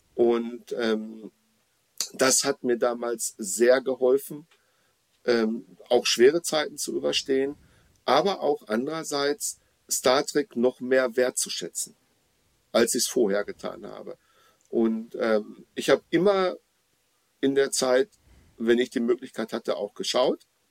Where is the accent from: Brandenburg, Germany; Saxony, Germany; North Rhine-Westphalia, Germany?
North Rhine-Westphalia, Germany; Dortmund; in meiner Heimatstadt Dortmund